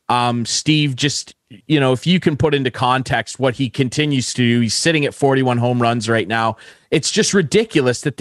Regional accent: Canada

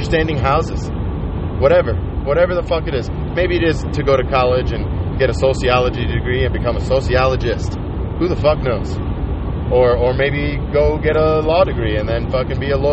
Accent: Colorado, United States; I'm from Colorado

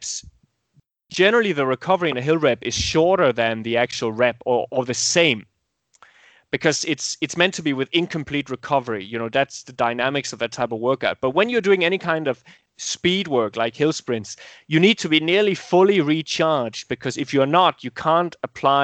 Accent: Denmark; my home country, Denmark

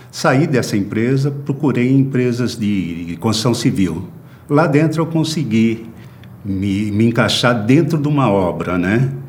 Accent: Jundiaí, São Paulo, Brazil; now in São Paulo, Brazil; sou natural de Jundiaí, São Paulo. Vim para São Paulo com 17 anos para estudar e trabalhar, né?

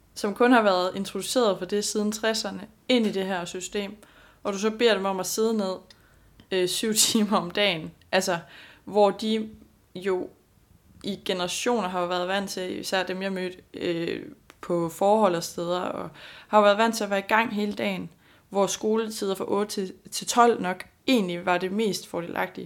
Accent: Denmark

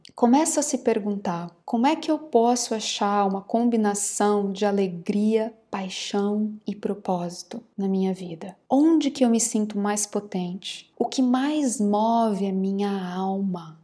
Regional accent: Campo Grande, Mato Grosso do Sul, Brazil; also born or lived in Rio de Janeiro / São Paulo; eu nasci em Campo Grande, Mato Grosso do Sul, e desde os 13 anos eu trabalho como atriz. Eu comecei a trabalhar profissionalmente numa companhia aos 13 anos

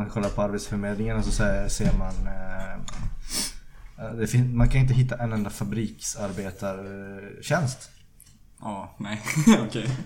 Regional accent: United States; Swedish is a second language; Eh, För jag är amerikan.

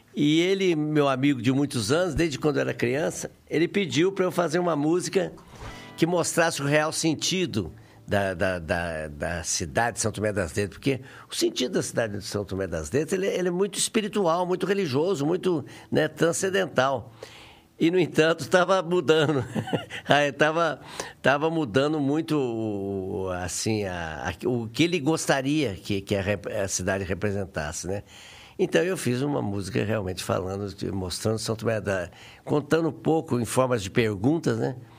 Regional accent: Varginha, Minas Gerais, Brazil; also born or lived in Três Pontas; nasci em Três Pontas e fui criado em Varginha

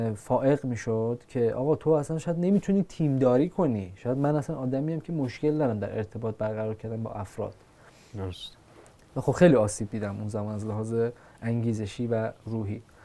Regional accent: Iran; ما که ایرانیم

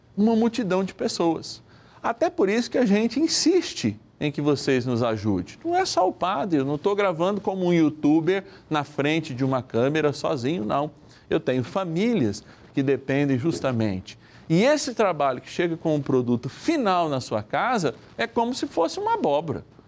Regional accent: São Paulo, Brazil; Da minha linda São Paulo, capital, eu sou paulistano

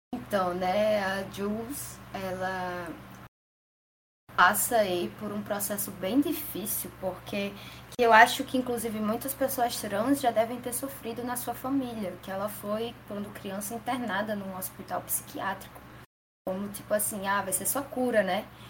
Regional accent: Natal, Rio Grande do Norte, Brazil; eu sou de Natal, Rio Grande do Norte

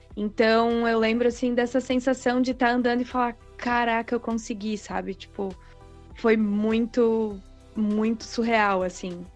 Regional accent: Santa Catarina, Brazil; also born or lived in Itajaí; eu sou de Santa Catarina, é, atualmente estou morando aqui em Itajaí

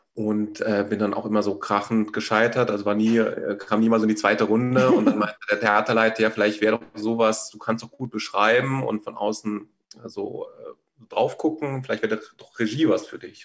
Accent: Rhineland-Palatinate, Germany; moved away as an adult; also born or lived in Berlin; ich bin so in der Pfalz auf dem Land aufgewachsen

